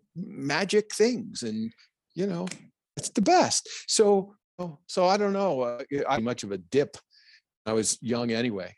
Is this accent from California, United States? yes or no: no; New Jersey, United States; I'm a kid from Jersey